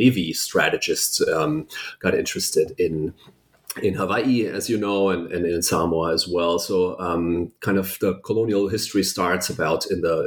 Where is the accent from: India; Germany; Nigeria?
Germany; first language German; English is a second language; moved away; I was born and raised in Germany